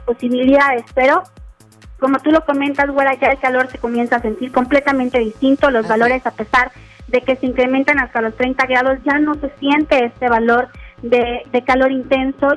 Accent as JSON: {"language": "Spanish", "town": "Monterrey", "region": "Nuevo León", "country": "Mexico", "said": "como buenos regiomontanos"}